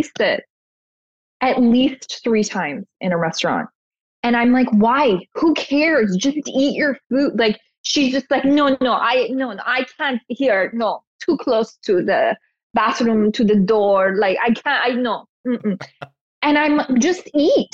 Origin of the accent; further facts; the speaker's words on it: Toronto, Ontario, Canada; I grew up in Toronto